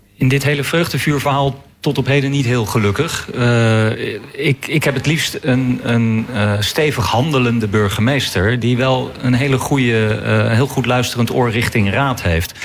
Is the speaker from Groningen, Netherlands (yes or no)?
no; The Hague, South Holland, Netherlands; ik kom uit Den Haag, woon in Den Haag